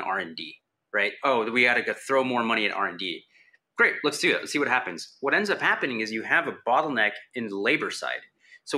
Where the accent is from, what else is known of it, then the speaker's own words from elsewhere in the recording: Houston, Texas, United States; I'm from Houston